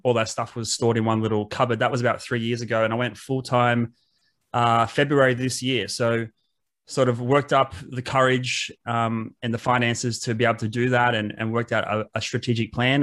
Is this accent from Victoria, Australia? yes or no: no; Wollongong, New South Wales, Australia; I grew up in Wollongong